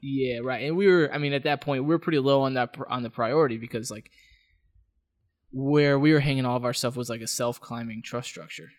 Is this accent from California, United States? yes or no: no; Las Vegas, Nevada, United States; moved away; I'm from Las Vegas